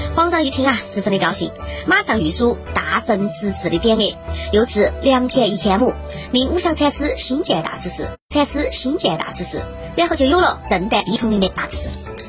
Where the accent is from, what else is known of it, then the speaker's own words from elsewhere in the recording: Chengdu, Sichuan, China; 我们成都人